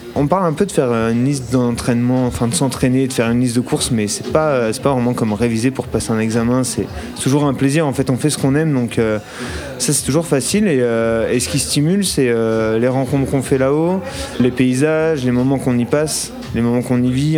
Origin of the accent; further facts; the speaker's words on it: Burgundy, Bourgogne-Franche-Comté, France; moved away as an adult; now in Chamonix, France; Moi, je suis de Bourgogne et du coup, je suis venu habiter à Chamonix maintenant il y a 4 ans